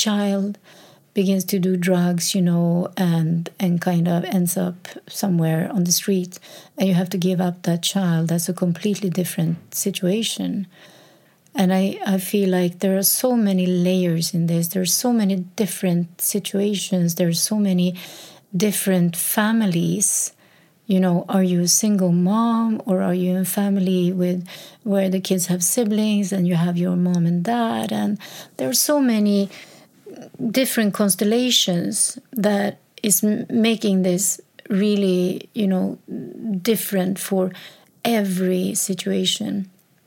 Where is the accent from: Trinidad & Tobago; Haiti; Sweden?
Sweden; So she moved to a town, my birth town, my hometown, like 70 kilometers from Stockholm.